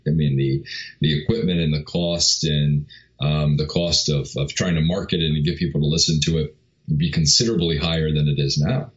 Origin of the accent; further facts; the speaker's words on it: New York, United States; I grew up in New York